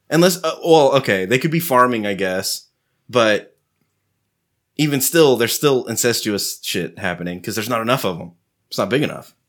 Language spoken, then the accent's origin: English; Texas, United States; I'm a Texan